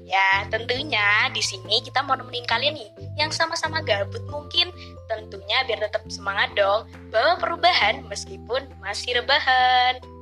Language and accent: Indonesian; Java, Indonesia; accent: Javanese; Indonesian is a second language; aku kecepatan pakai bahasa Jawa, soalnya aku tuh nggak biasa pakai bahasa Indonesia